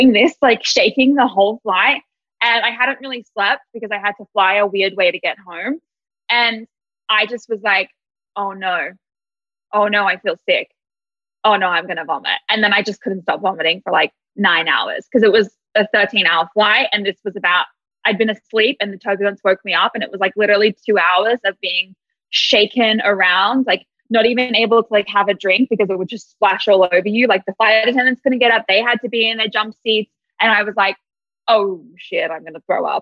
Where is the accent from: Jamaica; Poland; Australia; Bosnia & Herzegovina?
Australia; moved away as an adult; also born or lived in Sydney; now in Atlanta, United States; I'm Australian.